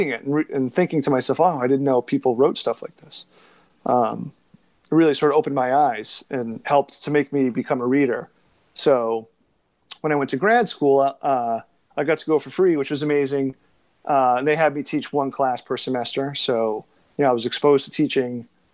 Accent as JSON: {"language": "English", "town": "Beverly", "region": "Massachusetts", "country": "United States", "tie": "born or raised there", "also_born_or_lived": "Rhode Island / Vermont / Boston", "said": "I grew up in Beverly, Massachusetts, which is 20 miles north of Boston"}